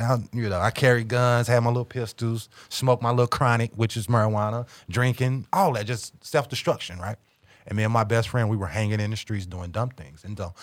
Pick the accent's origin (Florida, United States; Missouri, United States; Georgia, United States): Missouri, United States; St. Louis; moved away as an adult; now in Kansas City, United States; I was born and, born and raised in South Saint Louis